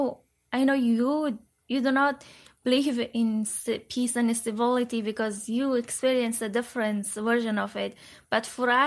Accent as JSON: {"language": "English", "region": "Kabul", "country": "Afghanistan", "tie": "born or raised there", "also_born_or_lived": "Parwan / Madagascar", "moved": "as an adult", "said": "I was born in Kabul, but I originally am from Parwan, province of Afghanistan, and I grew up in Kabul, but I was visiting Parwan eventually once or twice a year, but mostly I spent my life in Kabul."}